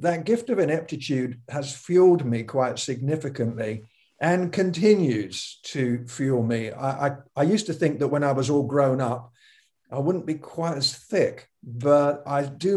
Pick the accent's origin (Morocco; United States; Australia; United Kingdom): United Kingdom; being British